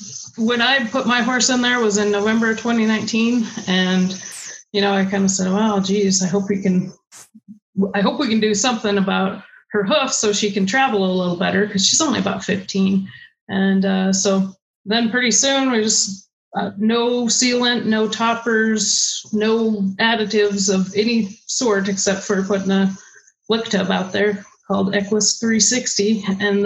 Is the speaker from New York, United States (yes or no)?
no; Stevensville, Montana, United States; I grew up in Stevensville, Montana, which is in the Bitter Root Valley.